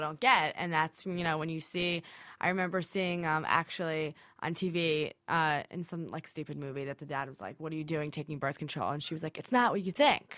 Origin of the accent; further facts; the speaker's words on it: New Jersey, United States; I am from New Jersey originally